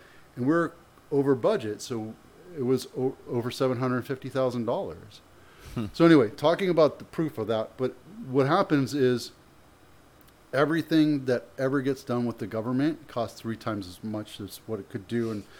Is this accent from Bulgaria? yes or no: no; Canada; born there; You know, I'm Canadian by birth. I don't really know what's going on over there, but I don't care.